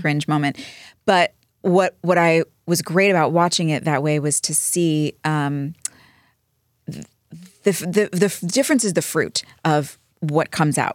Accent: Dallas, Texas, United States; moved away; also born or lived in New Jersey; I grew up in Dallas until I went to New Jersey

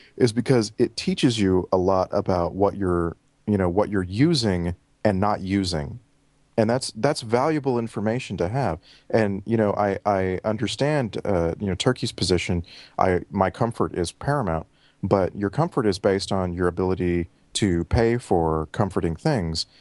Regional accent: Texas, United States; moved away as an adult; now in Vancouver, Canada; thirty-five years in Texas, uh, the last, uh, year plus in Vancouver, British Columbia, Canada

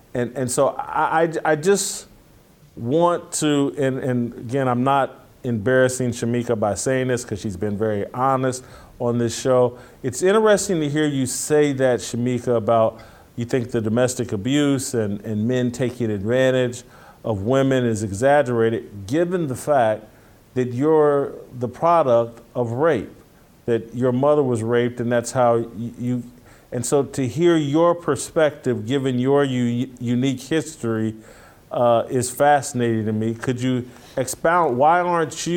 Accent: Indianapolis, Indiana, United States; I'm from Indianapolis

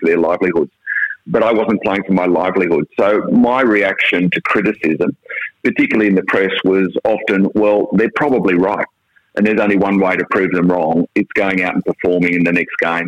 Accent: Sydney, New South Wales, Australia; growing up in the Shire, before I went to Newington, I swam twice a day

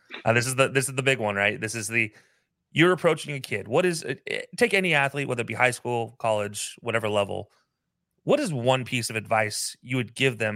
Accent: Utah, United States; I lived growing up in Utah.

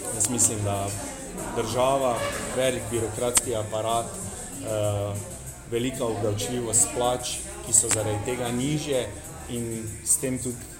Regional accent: Maribor, Drava, Slovenia; kot Mariborčan

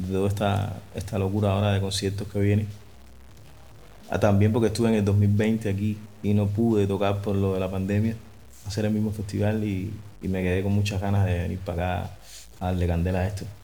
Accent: Cuba; Hola, mi gente, ¿cómo están? ¿Cómo están?

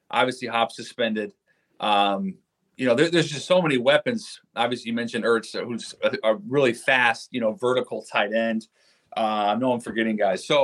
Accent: Seattle, Washington, United States; I'm an NFC West guy. I'm from Seattle.

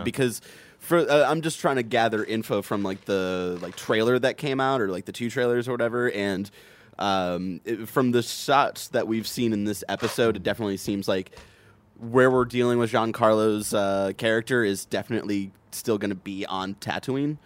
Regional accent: Cleveland, Ohio, United States; I'm from Cleveland.

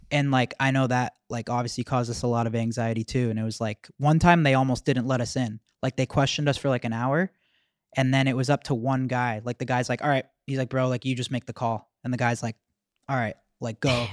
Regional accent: Mississauga, Ontario, Canada; we're from Mississauga

